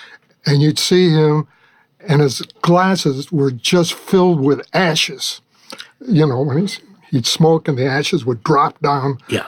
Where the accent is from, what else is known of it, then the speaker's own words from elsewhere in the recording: Midwest, United States; I'm a Midwesterner